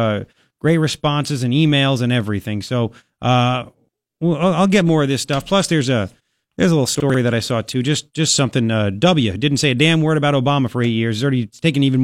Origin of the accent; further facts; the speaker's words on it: Long Island, New York, United States; accent: Long Island; now in Tucson, United States; my Long Island accent